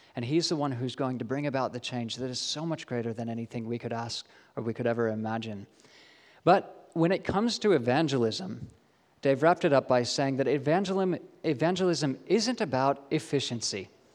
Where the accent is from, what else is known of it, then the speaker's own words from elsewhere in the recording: Australia; So if anyone ever questions whether or not I'm an Aussie, I can point them to that official document. They may not believe me because my accent is really weird and muddled, but I can say I have my Australian citizenship.